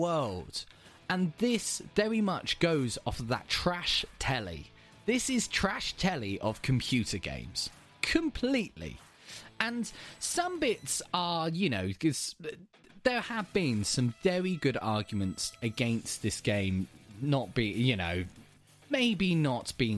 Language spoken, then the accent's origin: English; England, United Kingdom; I'm from a city that used to be the capital of England, so we get a lot of tourists